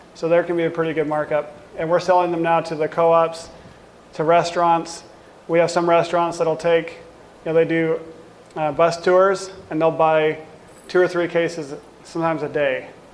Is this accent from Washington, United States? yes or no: yes; Washington, United States; now in South Dakota, United States; we grew up in Washington and we had plenty of access to organic fruit.